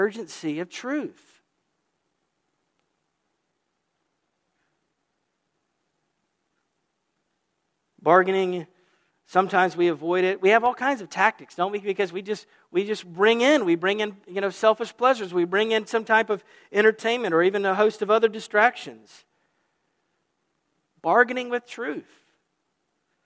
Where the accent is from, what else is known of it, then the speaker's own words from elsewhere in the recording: the South, Southern United States, United States; now in New England, United States; as a Southerner here is, welcome to New England